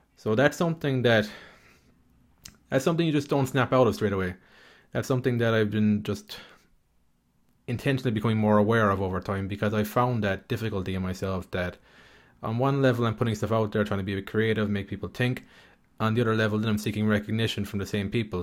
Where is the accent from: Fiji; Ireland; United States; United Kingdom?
Ireland; I grew up in Ireland